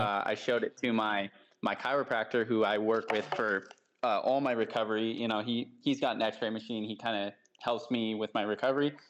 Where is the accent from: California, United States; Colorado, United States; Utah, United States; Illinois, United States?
California, United States; about an hour from San Francisco; now in Southern California, United States; I grew up about an hour from there